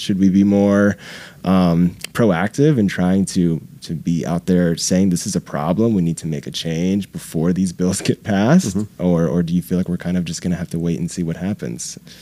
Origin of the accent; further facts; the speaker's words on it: Jacksonville, the South, United States; moved away; I'm from the South as well